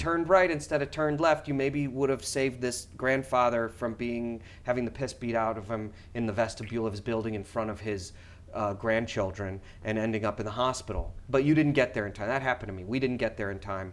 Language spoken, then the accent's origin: English; Schaumburg, Illinois, United States; now in New York, United States; growing up in Schaumburg